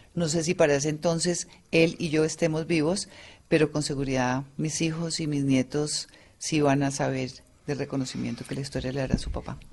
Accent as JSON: {"language": "Spanish", "country": "Colombia", "said": "somos nosotros los colombianos"}